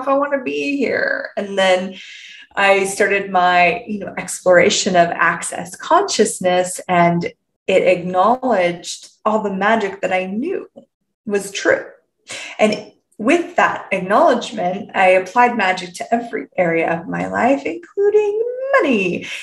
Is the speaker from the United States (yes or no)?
no; Canada; I'm from Canada.